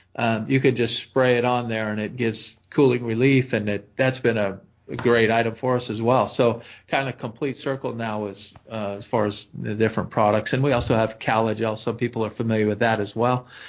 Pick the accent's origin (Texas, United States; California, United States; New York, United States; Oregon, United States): Oregon, United States; I grew up in Oregon